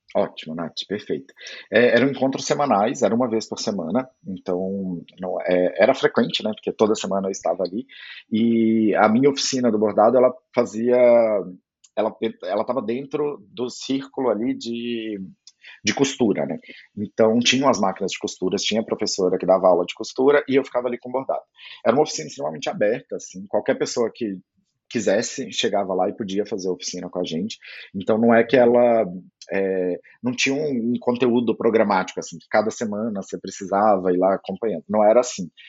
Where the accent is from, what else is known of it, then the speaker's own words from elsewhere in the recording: Goiás, Brazil; eu sou goiano